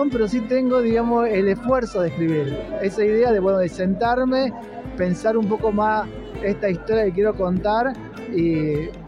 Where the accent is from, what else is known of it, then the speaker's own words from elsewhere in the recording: Tartagal, Salta, Argentina; moved away as an adult; now in Córdoba, Argentina; Yo soy de Tartagal, que queda a 50 kilómetros de la frontera y crecí en los 90. Es decir, yo me vine, por ejemplo, a, Córdoba, me fui a estudiar en el 98, 99